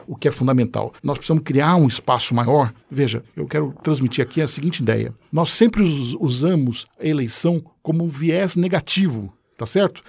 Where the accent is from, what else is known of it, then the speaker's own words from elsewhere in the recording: Santos, São Paulo, Brazil; now in São Paulo, Brazil; nasci em Santos, estou um tempo em São Paulo, 30 anos em São Paulo